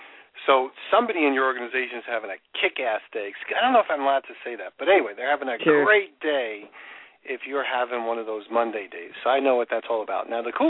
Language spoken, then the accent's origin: English; New York, United States; now in Florida, United States; I grew up in New York, and I like the New York-style type pizza.